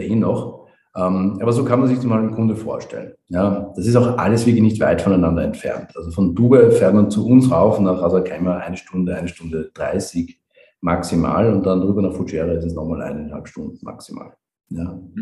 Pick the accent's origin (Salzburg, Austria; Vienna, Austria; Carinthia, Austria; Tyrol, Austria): Vienna, Austria; moved away as an adult; also born or lived in Maastricht; now in Ras Al Khaimah, United Arab Emirates; bin äh, ein echter Österreicher, bin in, in Wien geboren und habe auch wirklich fast mein gesamtes Leben in Wien verbracht.